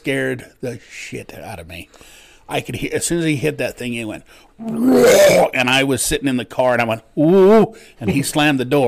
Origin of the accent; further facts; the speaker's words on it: Preston, Idaho, United States; moved away; I'm from Idaho, which is I'm actually from Preston, where they did that Napoleon Dynamite movie